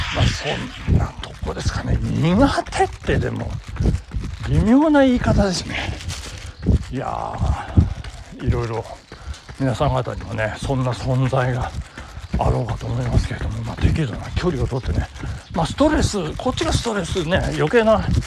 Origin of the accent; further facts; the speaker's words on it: Nagano, Japan; 私の住んでるというか私の実家がある南堀地区